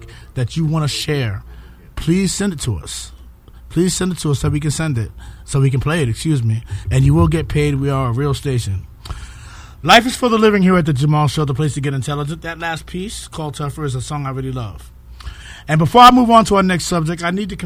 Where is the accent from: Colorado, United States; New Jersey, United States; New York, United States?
New York, United States; New York City; near where I grew up in Harlem.